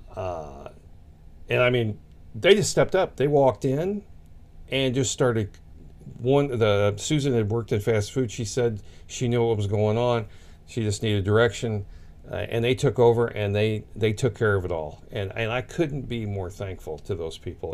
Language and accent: English; Sullivan, Missouri, United States; It was a church in Sullivan, Missouri, which is just a few miles past us. It's actually my hometown